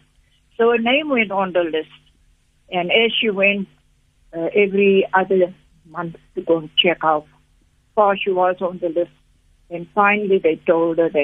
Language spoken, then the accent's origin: English; Port Elizabeth, Eastern Cape, South Africa; moved away; also born or lived in Zambia; So Villageport was a small little enclave in Port Elizabeth, around the areas where we colored people lived. And I grew up there.